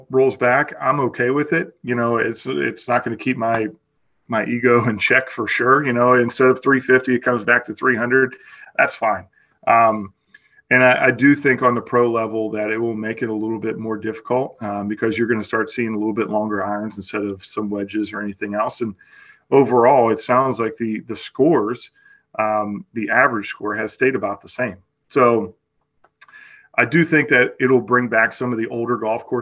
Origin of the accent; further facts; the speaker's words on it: Western Pennsylvania, United States; I grew up on Caredam Golf Course